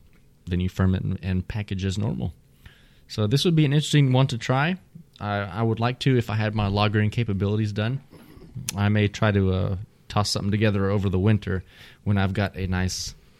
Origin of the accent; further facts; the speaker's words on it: Texas, United States; I'm Texan.